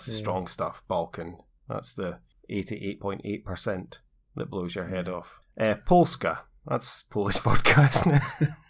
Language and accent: English; Aberdeen, Scotland, United Kingdom; I'm from Aberdeen originally, so I just think that everything around there's... We own everything.